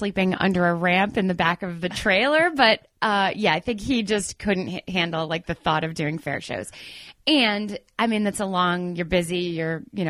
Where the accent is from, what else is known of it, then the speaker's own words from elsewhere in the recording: East Providence, Rhode Island, United States; We're both from East Providence, Rhode Island.